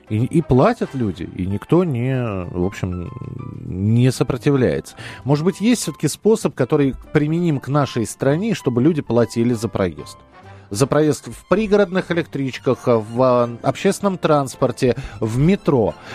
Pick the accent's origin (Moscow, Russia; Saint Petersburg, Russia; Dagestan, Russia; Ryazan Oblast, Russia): Moscow, Russia; я из Москвы, э, и меня в Москве можно искать.